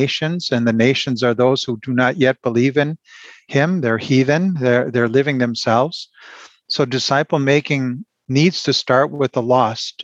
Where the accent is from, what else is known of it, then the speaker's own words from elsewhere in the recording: Milwaukee, Wisconsin, United States; moved away as an adult; now in Germany; I was born in Milwaukee, raised in a suburb there